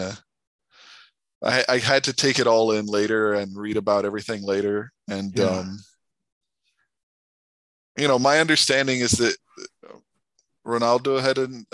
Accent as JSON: {"language": "English", "country": "Brazil", "tie": "born or raised there", "also_born_or_lived": "United States", "moved": "as an adult", "said": "I grew up in Brazil, but I went to college in the U.S."}